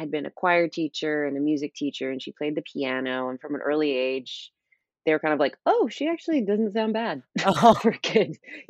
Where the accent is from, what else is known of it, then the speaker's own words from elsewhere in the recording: Sacramento, California, United States; I grew up in Sacramento, California